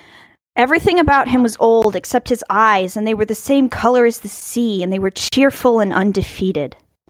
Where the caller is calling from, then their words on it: Czechia; calling in from the Czech Republic.